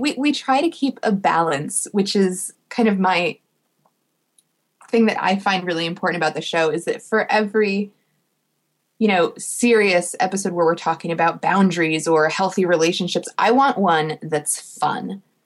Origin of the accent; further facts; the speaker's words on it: New Jersey, United States; I'm from New Jersey